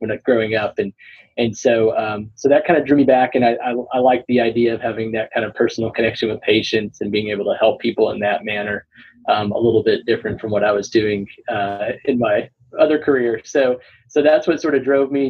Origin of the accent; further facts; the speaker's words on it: Burleson, Texas, United States; also born or lived in New York; now in Austin, United States; I grew up in near Fort Worth, so in a town called Burleson, just south of Fort Worth, and so native Texan